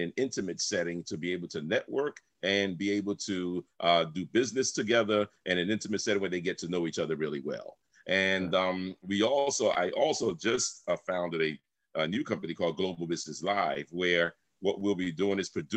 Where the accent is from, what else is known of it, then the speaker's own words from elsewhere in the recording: New York City, New York, United States; also born or lived in Brooklyn, New York / Honduras / Miami, Florida; I was born in Brooklyn, but I was raised in the South Bronx